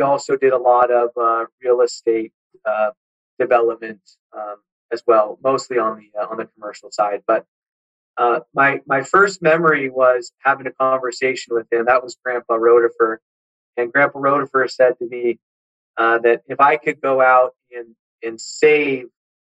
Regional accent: San Diego, California, United States; I grew up in San Diego

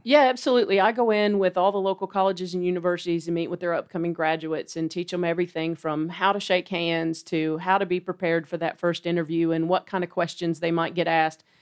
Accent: Dalton, Georgia, United States; moved away as an adult; now in Chattanooga, United States; I've grown up in this area. I'm from Dalton, just right down the road

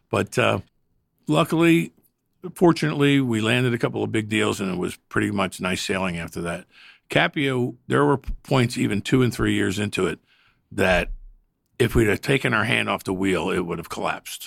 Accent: the North, United States; I'm a Northerner.

